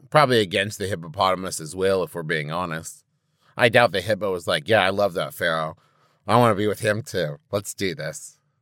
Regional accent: West Virginia, United States; growing up in West Virginia

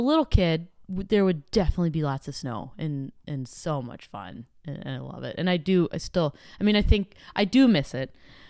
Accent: Dillsburg, Pennsylvania, United States; born or raised there

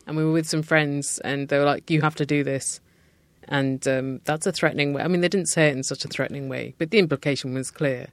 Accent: United Kingdom; as a British person.

